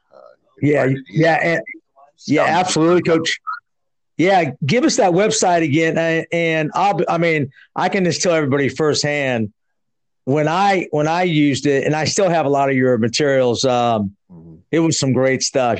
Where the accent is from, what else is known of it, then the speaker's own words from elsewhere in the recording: San Jose, California, United States; I'm actually from San Jose.